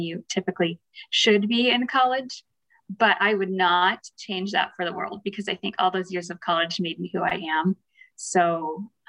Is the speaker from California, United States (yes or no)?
yes; Paso Robles, California, United States; moved away as an adult; also born or lived in Fresno, California; now in Northeastern Montana, United States; Paso Robles, where I was raised, it's wine country and cattle and horse country